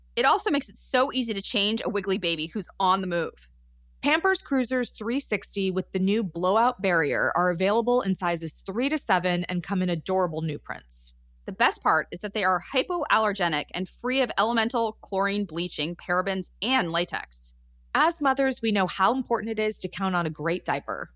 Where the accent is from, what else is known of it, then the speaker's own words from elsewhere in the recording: Los Angeles, California, United States; I grew up in Los Angeles.